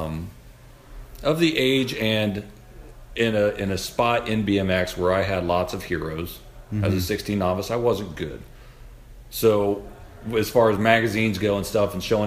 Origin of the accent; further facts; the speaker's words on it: Ohio, United States; moved away as an adult; also born or lived in Phoenix, Arizona; I'm back in my hometown where I grew up